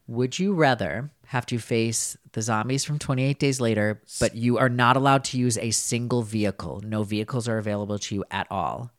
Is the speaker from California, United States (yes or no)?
no; Winona, Minnesota, United States; I am from Winona, Minnesota